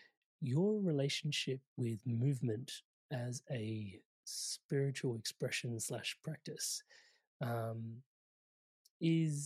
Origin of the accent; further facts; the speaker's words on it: India; I am Indian